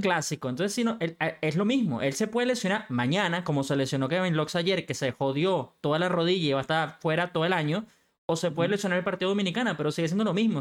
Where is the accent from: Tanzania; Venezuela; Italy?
Venezuela; now in Madrid, Spain; como decimos en Venezuela